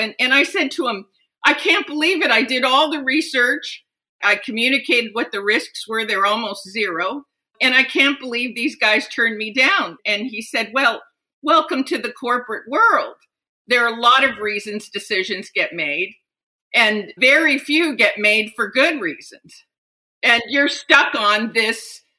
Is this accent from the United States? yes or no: no; Japan; Yes. For 16 years, I lived in Japan.